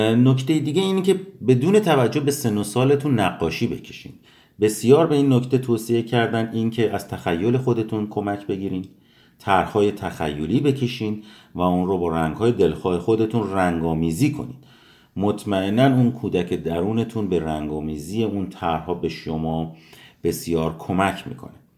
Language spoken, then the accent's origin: Persian; Iran; now in United States; به ایران سفر کردیم به محله های دوران کودکیمون بریم